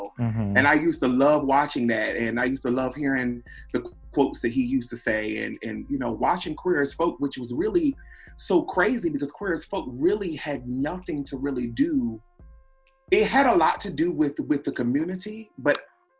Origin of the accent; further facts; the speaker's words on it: Seaford, Delaware, United States; I'm from Seaford, which is like the lower part